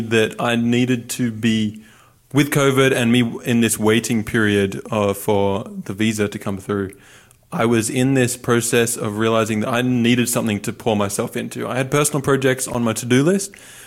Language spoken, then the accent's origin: English; Newcastle, New South Wales, Australia; moved away as an adult; now in United States; I'm from the Central Coast, Newcastle area in New South Wales